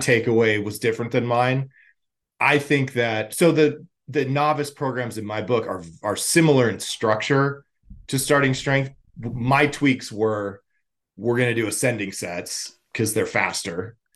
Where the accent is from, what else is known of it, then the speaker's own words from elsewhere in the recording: Los Angeles, California, United States; I grew up in, or I'm from Los Angeles